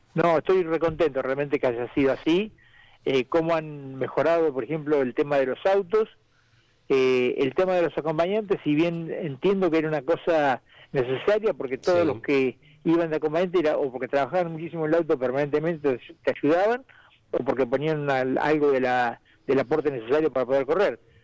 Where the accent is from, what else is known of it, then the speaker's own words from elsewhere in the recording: Necochea, Buenos Aires Province, Argentina; fue ante toda mi gente, todo mi pueblo